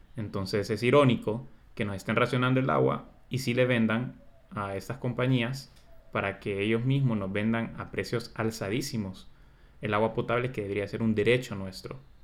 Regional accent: Honduras; nosotros como hondureños

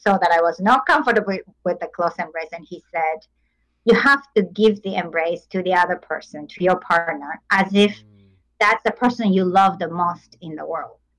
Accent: Japan; moved away as an adult; I come from Japan. I mm-hmm. grew up in Japan.

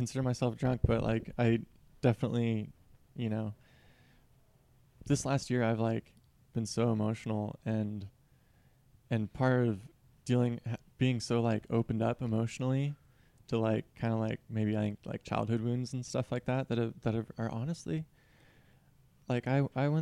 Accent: Seattle, Washington, United States; moved away; I'm from Seattle. I'm from the Seattle area

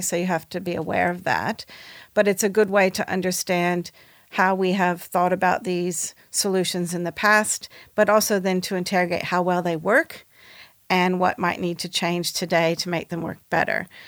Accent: United States; I'm American

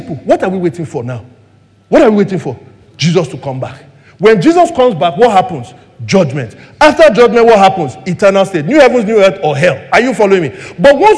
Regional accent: Lagos, Nigeria; I grew up in Surulere, right, in the 80s and 90s

